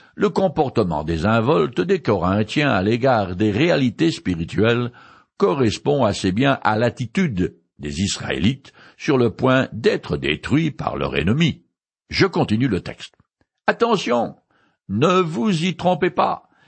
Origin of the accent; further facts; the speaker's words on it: France; je suis né français et un peu rétro